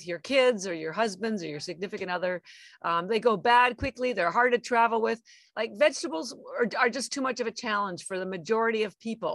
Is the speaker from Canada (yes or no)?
yes; Canada; moved away as an adult; now in Boston, United States; I'm actually Canadian. I've lived in Boston, Massachusetts for 33 years, but I am from Canada and my family's still in Canada.